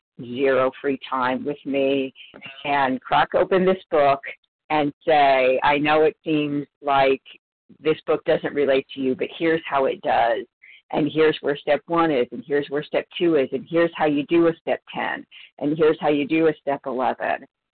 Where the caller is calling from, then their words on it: California, United States; Hi, this is … from Northern California